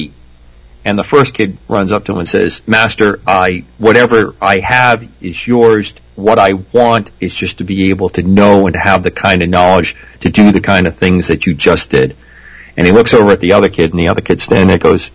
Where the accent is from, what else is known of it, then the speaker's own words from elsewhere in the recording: New England, United States; moved away as an adult; I grew up in New England. I was away for a long time in the military. I've been back about 10, 12 years. I just love Rhode Island